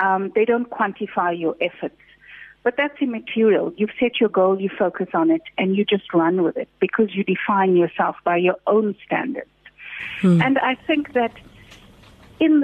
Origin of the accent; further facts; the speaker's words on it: Durban, KwaZulu-Natal, South Africa; We come from Chatsworth. We didn't have a lot of money.